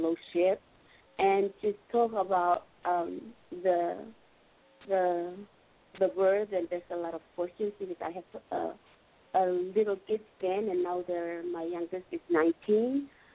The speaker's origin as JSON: {"language": "English", "country": "Palau", "said": "I am from the island of Palau"}